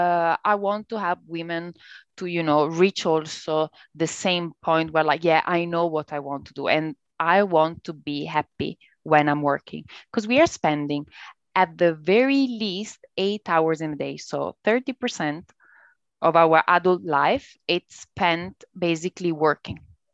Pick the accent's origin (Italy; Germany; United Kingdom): Italy; accent: Italian; English is a second language; Italian. But you can tell from my accent, I guess